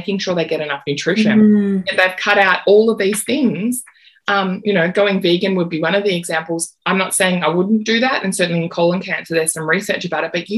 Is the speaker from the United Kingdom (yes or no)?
no; Australia; as an Australian naturopath